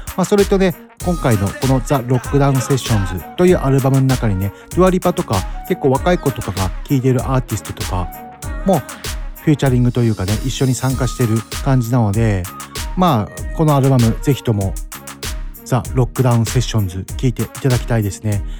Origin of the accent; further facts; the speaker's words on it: Mito, Ibaraki, Japan; 地元水戸